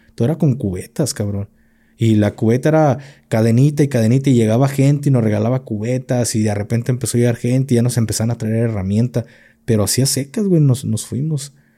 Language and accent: Spanish; Mexico; Como mexicano